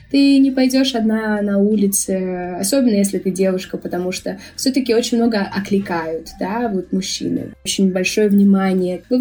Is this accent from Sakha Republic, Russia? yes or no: no; Bashkortostan, Russia; now in Dominican Republic; В России самая-самая-самая вкусная и натуральная еда, а уж особенно там, откуда я родом, в Февбаш, мне кажется, это это небо и земля.